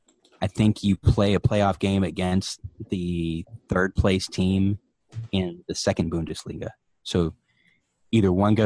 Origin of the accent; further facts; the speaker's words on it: Turkey; now in United States; Because when we moved here from Turkey, set up the cable TV and everything